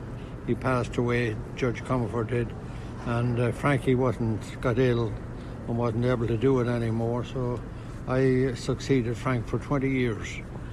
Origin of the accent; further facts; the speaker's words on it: Ireland; moved away as an adult; now in New York, United States; I was born in Ireland in 1938, and I was only here 3 months and 15 days